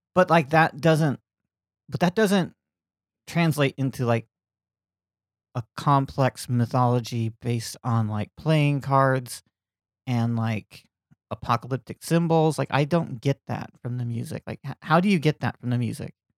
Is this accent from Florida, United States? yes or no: yes; Lakeland, Florida, United States; moved away; When I was growing up in Lakeland, Florida